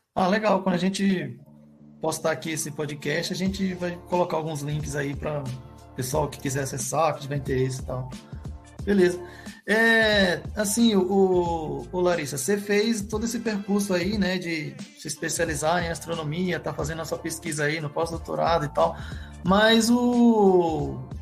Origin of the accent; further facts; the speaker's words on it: Maranhão, Brazil; moved away; also born or lived in São Paulo; Eu que sou maranhense